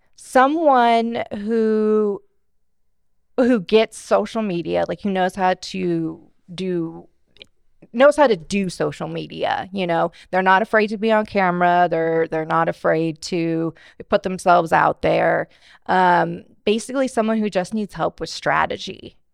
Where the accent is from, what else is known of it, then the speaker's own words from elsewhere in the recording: Bakersfield, California, United States; I'm born and raised in Bakersfield, uh, went to Stockdale High School